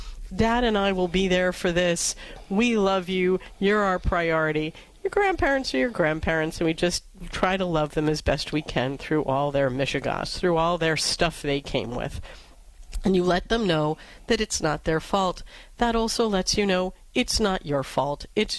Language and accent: English; New York City, New York, United States; Back when I grew up in New York City